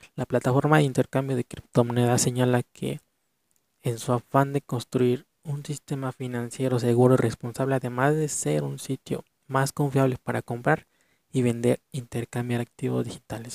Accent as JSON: {"language": "Spanish", "country": "Mexico", "said": "En mi país de México"}